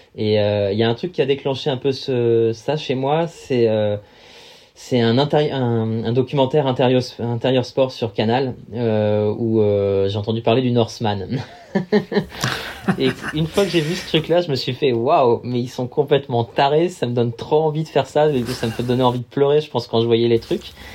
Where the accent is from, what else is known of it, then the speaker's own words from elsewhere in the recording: Val-d'Oise, Paris region, Île-de-France, France; j'ai grandi dans le Val d'Oise, en région parisienne